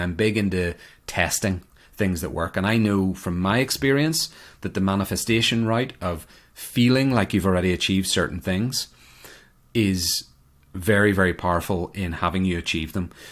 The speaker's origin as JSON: {"language": "English", "country": "Ireland", "moved": "as an adult", "lives_now": "United States", "said": "I emigrated from Ireland to America over ten years ago"}